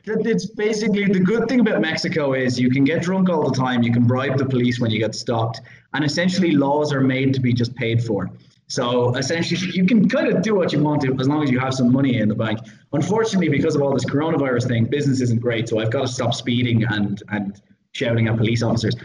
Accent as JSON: {"language": "English", "country": "Ireland", "said": "I'm Irish"}